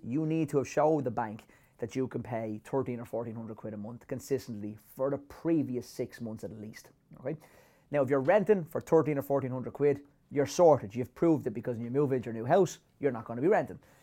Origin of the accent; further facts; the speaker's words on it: Ireland; as Irish people